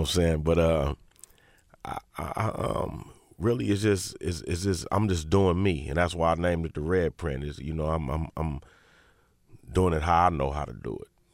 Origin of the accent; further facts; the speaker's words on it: Inglewood, California, United States; I'm from Inglewood